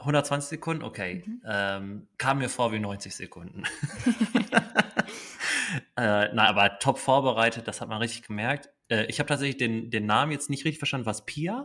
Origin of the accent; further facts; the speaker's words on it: Dortmund, North Rhine-Westphalia, Germany; als Dortmunder kann man auch sagen